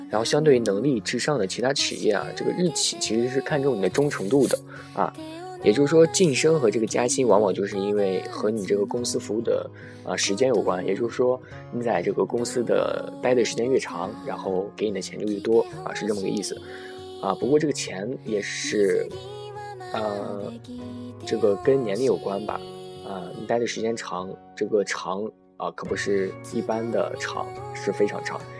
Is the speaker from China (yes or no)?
yes; China; 我们中国人